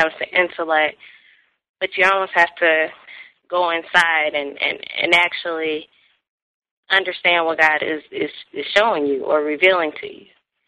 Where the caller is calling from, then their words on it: Columbus, Georgia, United States; I am actually down in Columbus, Georgia.